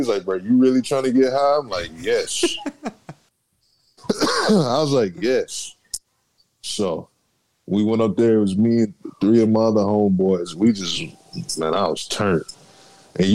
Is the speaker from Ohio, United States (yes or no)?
yes; Dayton, Ohio, United States; now in San Antonio, United States; I'm from Dayton, Ohio. Moved out here in 2011, San Antonio, Texas. I decided it was best for best for me to stay down here.